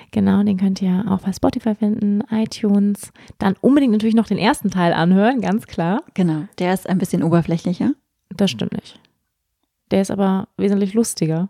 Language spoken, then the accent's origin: German; Schleswig-Holstein, Germany; moved away; also born or lived in Bali; Ich bin in Schleswig-Holstein aufgewachsen